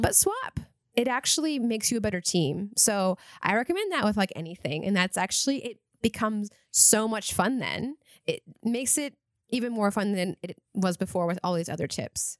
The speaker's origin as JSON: {"language": "English", "region": "Eastern Washington", "country": "United States", "tie": "born or raised there", "moved": "yes", "said": "I grew up in Eastern Washington"}